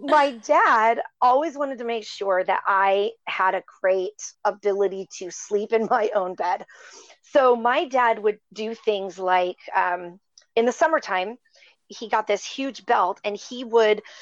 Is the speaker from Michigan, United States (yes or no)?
yes; Upper Michigan, United States; I was raised in Michigan, a very small town in Upper Michigan